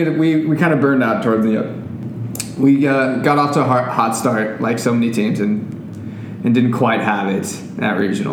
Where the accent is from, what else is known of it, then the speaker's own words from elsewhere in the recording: Littleton, Colorado, United States; now in Portland, United States; I went to Columbine, grew up in the suburbs.